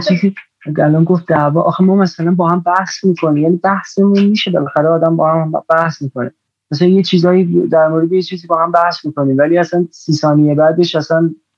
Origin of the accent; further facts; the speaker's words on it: Iran; ماها تو ایران باز ما هم یعنی من خودم نسل ده 60 نسل میدونی سال دو به دنیا آمدم به هر حال نسل خیلی جالبی نبودیم به هر حال میدونی یعنی یه توی فضای خیلی عجیبی بزرگ شدیم